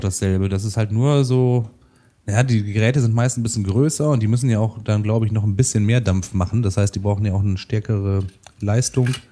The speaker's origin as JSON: {"language": "German", "town": "Rheine", "region": "North Rhine-Westphalia", "country": "Germany", "tie": "born or raised there", "moved": "yes", "lives_now": "Münster, Germany", "said": "in meiner Heimatstadt Rheine, die haben hat ungefähr 80.000 Einwohner"}